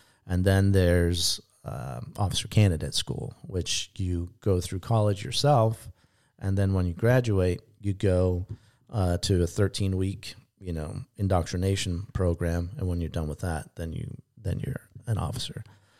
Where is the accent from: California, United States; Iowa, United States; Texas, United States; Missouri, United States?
California, United States; San Diego; I grew up in San Diego, you know, so we don't have real thunderstorms in Southern California.